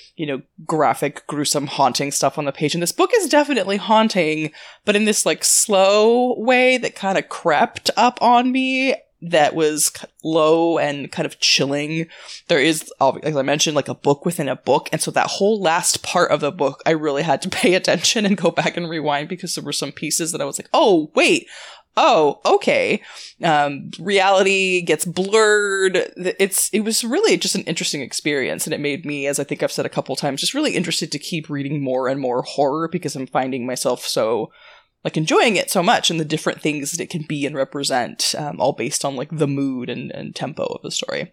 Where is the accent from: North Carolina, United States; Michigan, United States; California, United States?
California, United States; I grew up in California